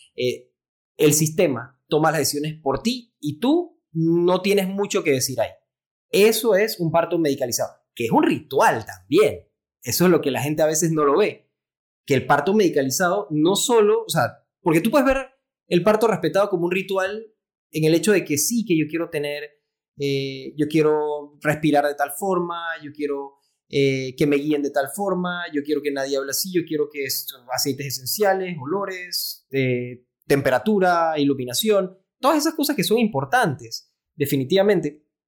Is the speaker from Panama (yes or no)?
yes; Panama; soy pediatra, eh, neonatólogo panameño